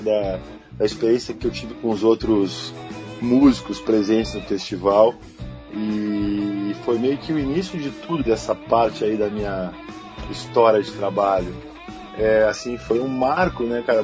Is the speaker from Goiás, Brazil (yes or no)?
no; Rio Grande do Sul, Brazil; now in Rio de Janeiro, Brazil; minha terra, assim, do lugar onde eu vi